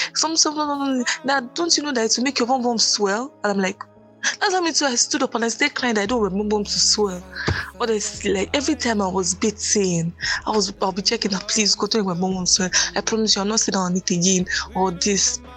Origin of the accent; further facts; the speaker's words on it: Nigeria; I grew up believing as a Nigerian child